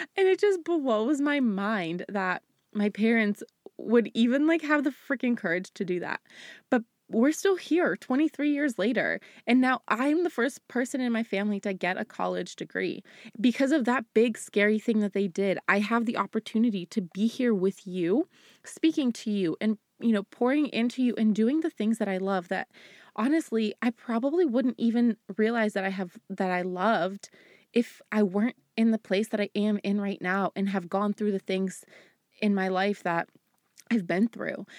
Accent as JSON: {"language": "English", "country": "United States", "tie": "born or raised there", "also_born_or_lived": "Bulgaria", "said": "I grew up in America"}